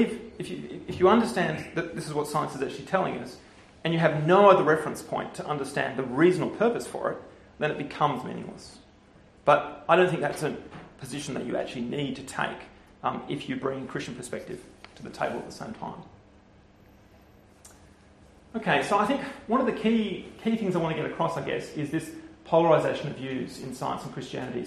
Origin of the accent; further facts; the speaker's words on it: Canberra, Australian Capital Territory, Australia; moved away as an adult; also born or lived in Oxford, United Kingdom; now in Perth, Australia; I grew up in Canberra, so I'm Australian